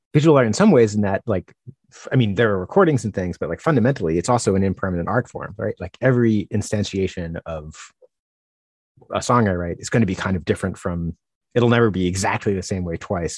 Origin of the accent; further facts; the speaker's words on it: Northeast, United States; I'm from the Northeast